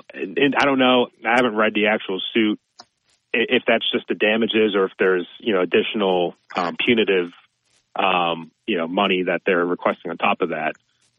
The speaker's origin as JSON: {"language": "English", "town": "Boston", "region": "Massachusetts", "country": "United States", "also_born_or_lived": "Buffalo", "moved": "yes", "lives_now": "Alabama, United States", "said": "I'm originally from the Boston area, and then I was working in Buffalo, and I came down here 4 years ago. Cause my wife, who I met in Buffalo, is from here originally, so that's what brought me down."}